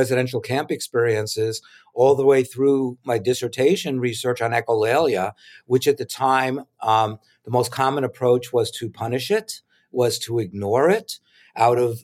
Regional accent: New York City, New York, United States; my school years growing up in New York City

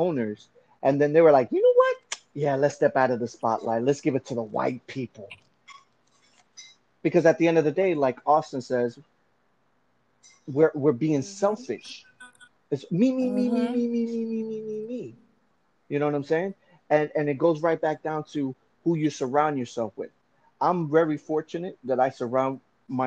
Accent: Venezuela; moved away; I'm from Venezuela, but my ancestry is Colombian.

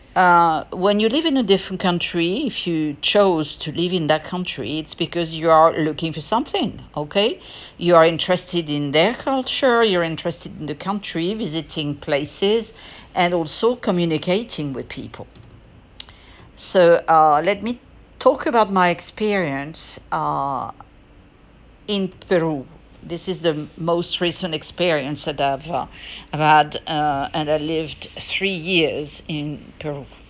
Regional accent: France; now in United States; French, because I'm French originally. I'm from France and I'm American as well, and I live in the United States

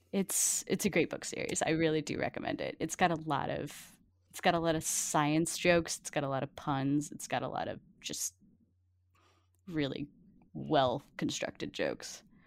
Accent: Cajun, Louisiana, United States; I'm a Cajun

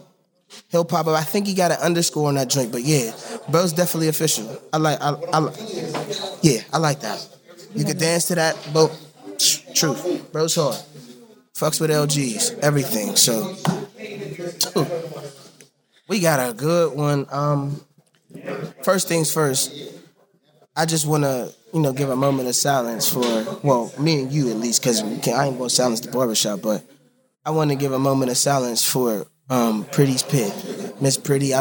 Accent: Braddock, Pennsylvania, United States; I'm from Braddock. Everybody from Braddock is damn near cousins.

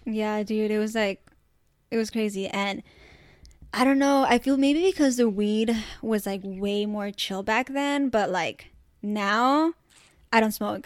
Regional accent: Orange County, California, United States; O C's dope. We grew up here

